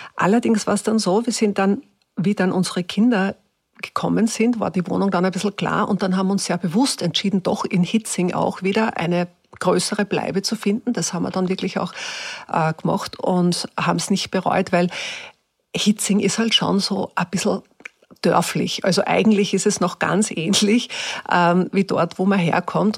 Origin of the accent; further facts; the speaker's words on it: Upper Austria, Austria; accent: Upper Austrian; also born or lived in Hietzing, Vienna; now in Vienna, Austria; ich habe angefangen, ganz normal Oberösterreichisch wieder zu reden